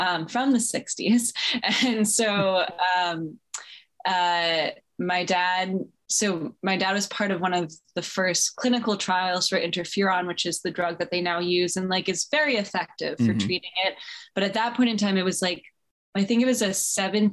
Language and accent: English; East Coast, United States; also born or lived in Berkeley, California; I grew up on the East Coast, I was born there and I lived there for 3 years